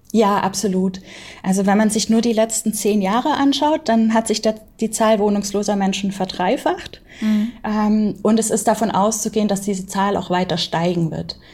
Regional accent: Baden-Württemberg, Germany; ich bin auf dem Dorf aufgewachsen in Baden-Württemberg.

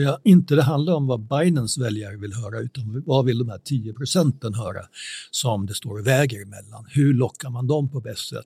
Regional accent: Sweden; som svenskar

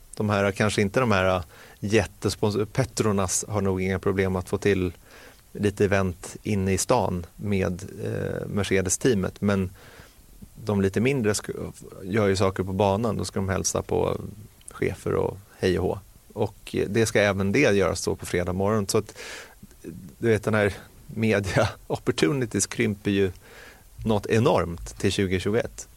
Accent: Sweden

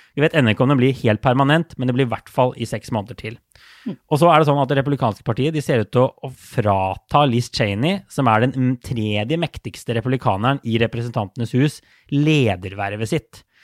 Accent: Norway; som nordmann

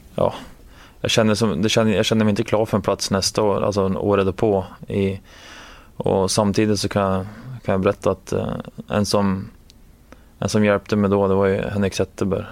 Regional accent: Gävle, Gävleborg County, Sweden; moved away as an adult; now in Washington, United States; hemma i Gävle när det var minus 15, 20 grader.

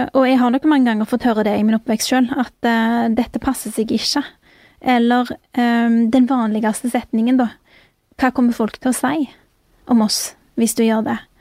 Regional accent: Bjørheimsbygd, Rogaland, Norway; jeg vokste opp i Bjørheimsbygd

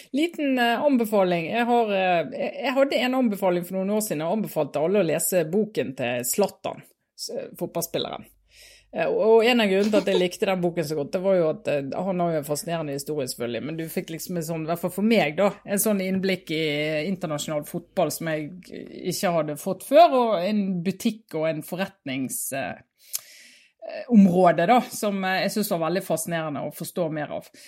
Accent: Norway; vi på 80-tallet hjemme i Norge

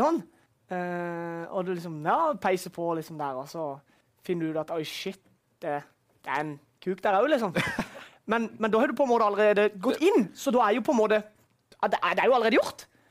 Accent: Vennesla, Agder, Norway; born or raised there

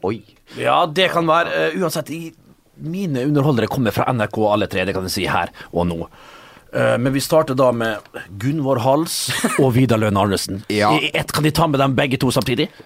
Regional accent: Skaun, Trøndelag, Norway; Jeg prater sånn som det her. Jeg, jeg fatter ikke helt hva, hva mener du, da? Hva mener du? Jeg er fra Skaune.

